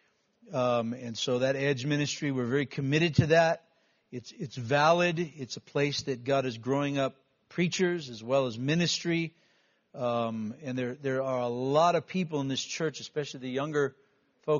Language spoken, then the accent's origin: English; United States; as a kid, we went to class and we recited the Pledge of Allegiance before we started our day. This was a unifying time as young American kids